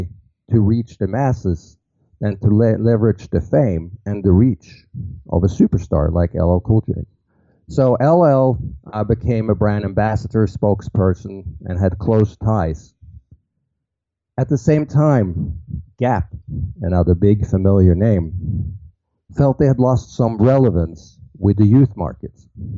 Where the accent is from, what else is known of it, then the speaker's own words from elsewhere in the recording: Norway; now in New York City, United States; Most people think it's from Brooklyn since I, you know, work in New York City. I'm actually from Norway.